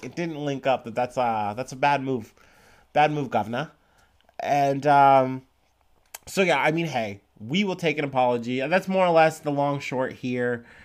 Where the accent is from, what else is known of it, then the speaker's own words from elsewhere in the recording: Ohio, United States; I'm from Ohio